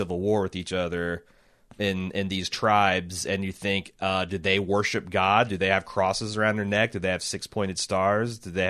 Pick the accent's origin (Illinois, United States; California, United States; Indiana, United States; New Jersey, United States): Indiana, United States; I grew up in Indiana.